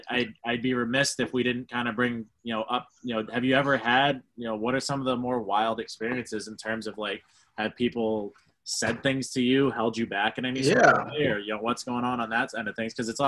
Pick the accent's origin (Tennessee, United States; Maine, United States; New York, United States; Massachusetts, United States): Maine, United States; we're from Maine. I went to Marlboro High School. That's, you know, from what I can remember, we had two black kids.